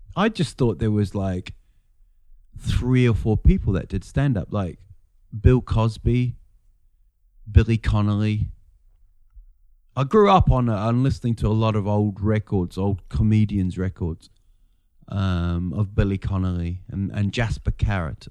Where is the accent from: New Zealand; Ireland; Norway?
New Zealand; Rotorua, Bay of Plenty; moved away as an adult; also born or lived in England; now in Sweden; we're in a place called Rotorua